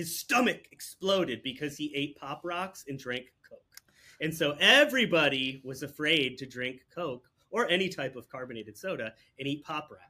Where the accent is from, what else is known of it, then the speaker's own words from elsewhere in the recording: New York, United States; So I'm from New York, right? So the thing that we used to hear all the time in New York was this ridiculous story about people flushing alligators down the toilet.